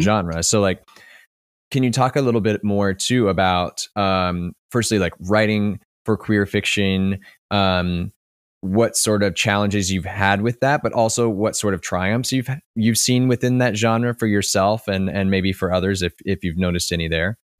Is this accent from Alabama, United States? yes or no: no; Kentucky, United States; moved away; I'm originally from Kentucky